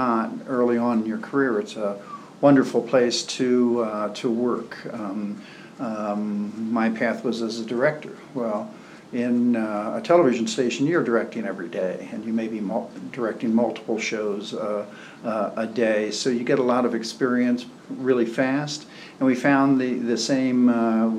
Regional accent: Baltimore, Maryland, United States; moved away; I'm from Baltimore

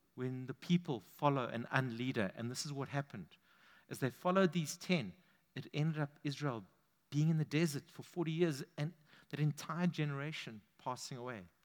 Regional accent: London, United Kingdom; I grew up on the East End.

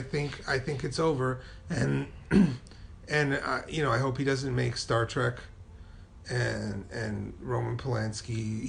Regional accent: New York City, New York, United States; I'm from Brooklyn

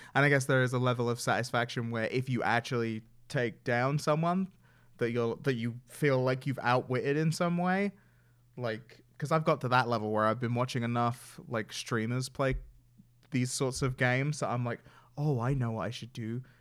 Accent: England, United Kingdom; I'm from England

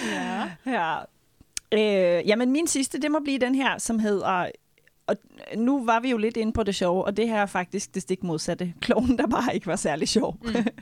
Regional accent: Norway; moved away; nu er jeg nordmand

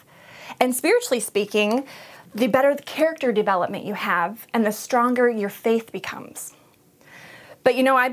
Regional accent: Montrose, United States; also born or lived in Flushing; we were both born and raised in Montrose, graduated from Montrose

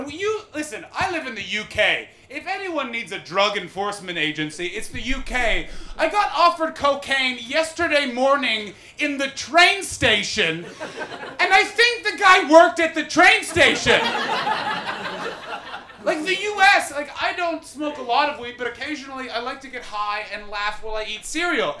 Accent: Ottawa, Ontario, Canada; moved away; I grew up in Ottawa, which is the capital

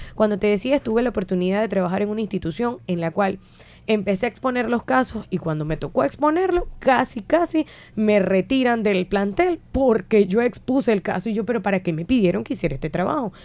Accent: Puerto Ordaz, Bolívar, Venezuela; moved away as an adult; now in Colombia; en mi natal Puerto Ordaz

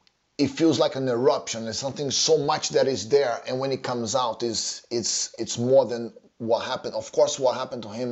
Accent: Rio de Janeiro, Brazil; moved away; when I was growing up in Rio

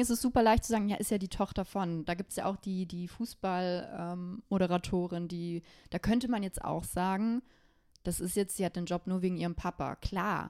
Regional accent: Bavaria, Germany; Ich komme aus Bayern

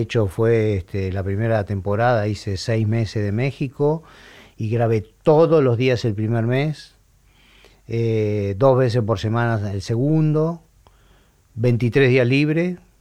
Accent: Argentina; nosotros como argentinos

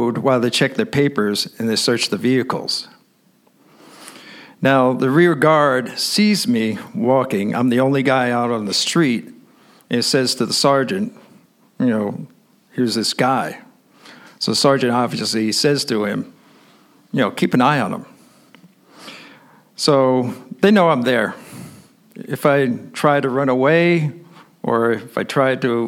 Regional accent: New York, United States; I'm an American. So I say, "Nueva York."

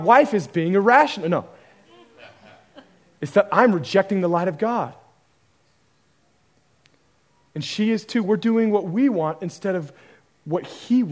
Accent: Oregon, United States; I grew up in Oregon, where the liberalism and humanism story was pretty rampant

